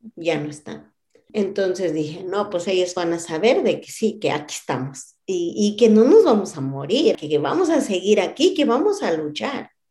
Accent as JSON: {"language": "Spanish", "town": "Cheranástico", "region": "Michoacán", "country": "Mexico", "tie": "born or raised there", "also_born_or_lived": "West Chicago, Illinois", "first_language": "Purépecha", "second_language": "Spanish", "moved": "as an adult", "lives_now": "Chicago, United States", "said": "Yo soy de Cheranástico, municipio de Paracho, Michoacán"}